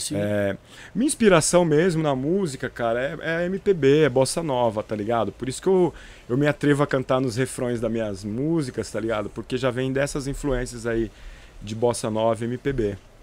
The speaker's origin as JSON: {"language": "Portuguese", "town": "Presidente Epitácio", "region": "São Paulo", "country": "Brazil", "tie": "born or raised there", "moved": "yes", "said": "eu sou de Presidente Epitácio, eu, nas, eu sou natural de Presidente Epitácio"}